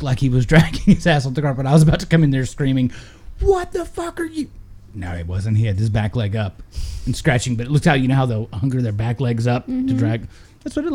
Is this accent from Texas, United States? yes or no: yes; Texas, United States; growing up in Texas